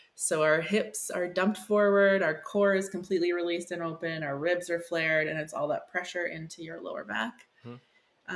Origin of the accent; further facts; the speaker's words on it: Saskatchewan, Canada; I'm from Saskatchewan